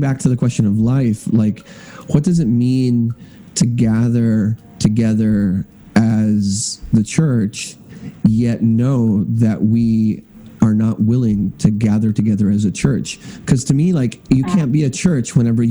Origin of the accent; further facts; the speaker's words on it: Hill Country, West Texas, United States; I grew up in West Texas in the Hill Country.